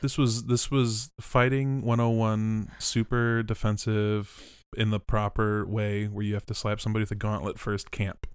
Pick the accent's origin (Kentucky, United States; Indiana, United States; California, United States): California, United States; We're from California